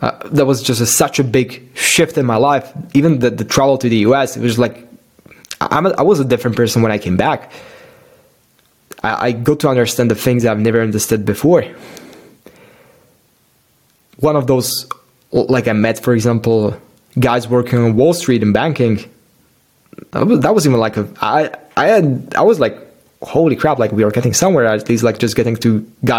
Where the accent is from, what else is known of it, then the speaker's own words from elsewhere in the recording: Miami, Florida, United States; born there; I just like randomly went there because I was born in Miami and I rented the car